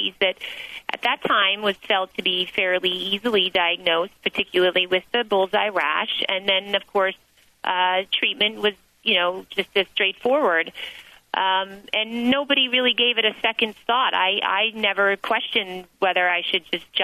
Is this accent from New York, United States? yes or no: no; New Jersey, United States; I did grow up in the state of New Jersey.